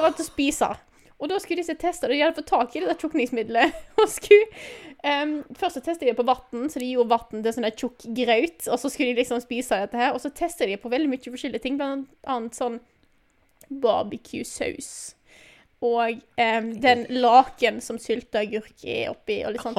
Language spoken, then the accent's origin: Norwegian; Vestland, Norway; moved away; jeg kommer jo fra Vestland, Vestland.